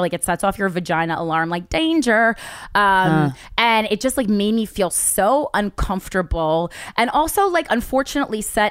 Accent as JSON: {"language": "English", "region": "New Jersey", "country": "United States", "said": "I'm from Jersey"}